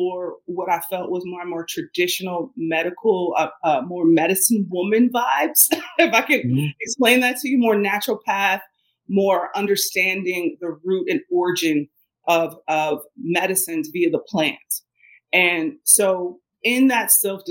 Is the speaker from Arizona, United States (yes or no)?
no; Cincinnati, Ohio, United States; I grew up in Ohio. I grew up in Cincinnati, Ohio